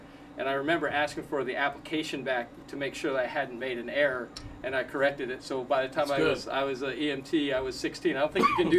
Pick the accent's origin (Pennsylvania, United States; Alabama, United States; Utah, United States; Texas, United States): Pennsylvania, United States; Lawn; when I was young, I grew up in Lawn, Pennsylvania. It's just a two-horse town. I mean, literally the only thing there was a post office and a fire company.